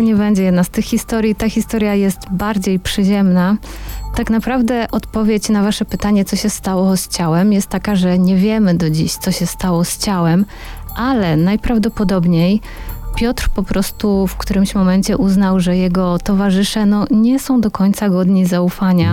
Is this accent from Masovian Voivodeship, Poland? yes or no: yes; Warsaw, Masovian Voivodeship, Poland; jestem, jestem z Warszawy